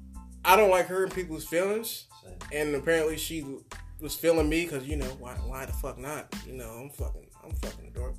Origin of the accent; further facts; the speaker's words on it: the South, United States; I'm from the South.